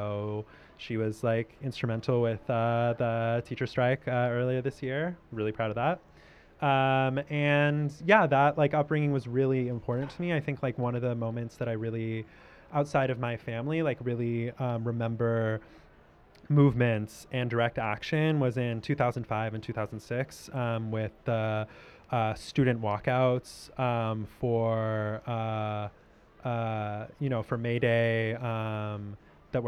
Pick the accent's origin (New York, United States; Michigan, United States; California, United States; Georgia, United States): California, United States; Los Angeles; I grew up in Los Angeles.